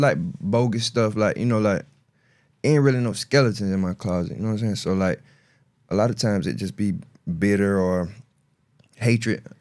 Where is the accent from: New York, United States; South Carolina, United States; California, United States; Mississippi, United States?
South Carolina, United States; Marion; I'm from Marion, South Carolina